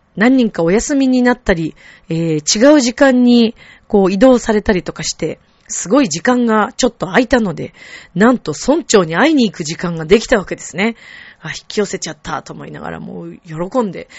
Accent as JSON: {"language": "Japanese", "region": "Shizuoka", "country": "Japan", "tie": "born or raised there", "said": "私まあ静岡生まれなので"}